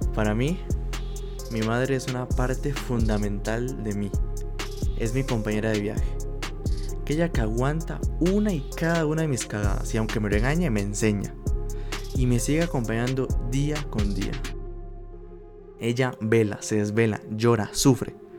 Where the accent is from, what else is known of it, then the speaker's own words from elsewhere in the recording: Costa Rica; aquí en mi país, que es Costa Rica